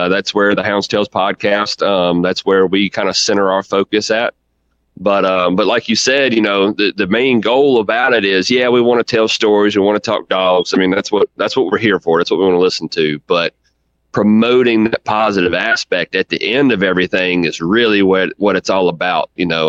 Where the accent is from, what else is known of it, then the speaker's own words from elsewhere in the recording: Virginia, United States; Like you said, I'm from Central Virginia, you know, right here smack dab in the middle of it.